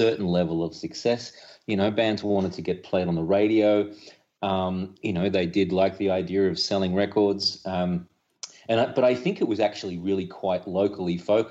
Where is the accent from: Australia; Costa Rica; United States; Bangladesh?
Australia; us as young people growing up in Australia